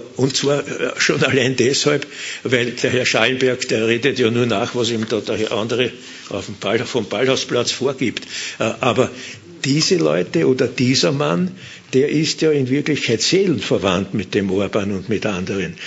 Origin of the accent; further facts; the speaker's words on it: Vienna, Austria; als Wiener und als Mitglied der Wiener Partei